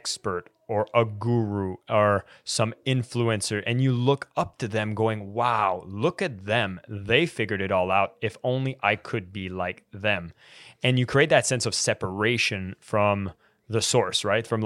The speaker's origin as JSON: {"language": "English", "town": "Ottawa", "region": "Ontario", "country": "Canada", "also_born_or_lived": "Malaysia", "said": "I am Canadian, yes."}